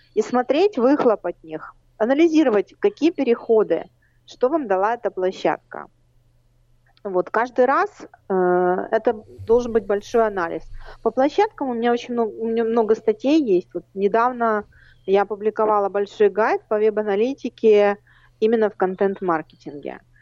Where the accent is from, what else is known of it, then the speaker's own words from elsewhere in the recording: Baku, Azerbaijan; now in Rivne, Ukraine; я родилась в Баку